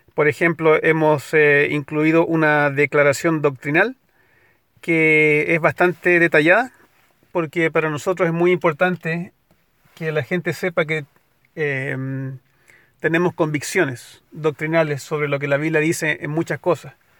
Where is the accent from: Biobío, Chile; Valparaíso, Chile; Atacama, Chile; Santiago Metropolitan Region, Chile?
Valparaíso, Chile; moved away as an adult; now in United States; en el centro de la ciudad donde nací y crecí, en Valparaíso.